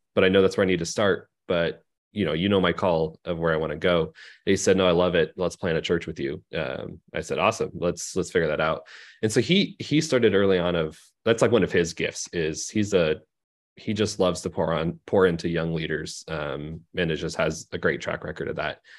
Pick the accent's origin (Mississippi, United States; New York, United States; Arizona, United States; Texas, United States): Arizona, United States; Phoenix; moved away as an adult; also born or lived in Seattle, Washington; now in Bakersfield, United States; I grew up in Phoenix